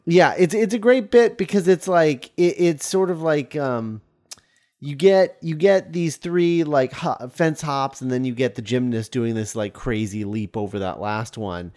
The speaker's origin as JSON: {"language": "English", "country": "United States", "said": "As an American"}